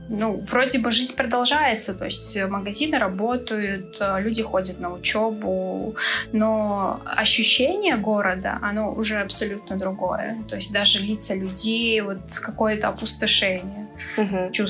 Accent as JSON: {"language": "Russian", "region": "Chechnya", "country": "Russia", "said": "Я именно чеченка, и все традиции, все... Ну, я выросла и воспитана именно в чеченских традициях."}